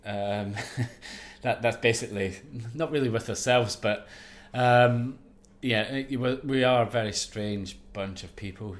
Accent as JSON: {"language": "English", "area": "Ayrshire", "region": "Scotland", "country": "United Kingdom", "tie": "born or raised there", "said": "growing up in Ayrshire, in Scotland"}